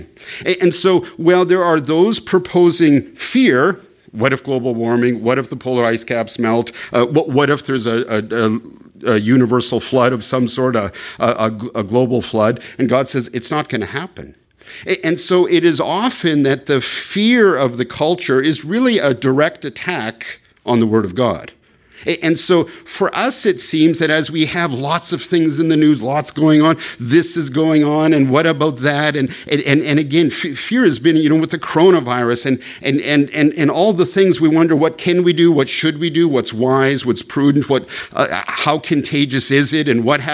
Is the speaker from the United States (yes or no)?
no; Canada; moved away; as a Canadian